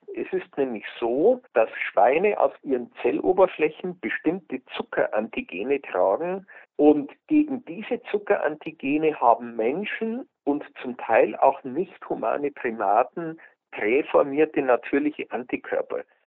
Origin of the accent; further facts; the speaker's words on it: Germany; bei uns in Deutschland